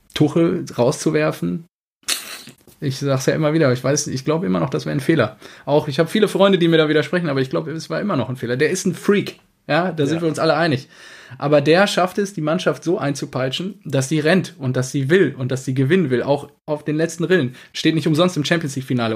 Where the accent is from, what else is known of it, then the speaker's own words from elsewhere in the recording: Cappenberg, North Rhine-Westphalia, Germany; Kappenberger Tröpfchen äh, aus meinem Heimatort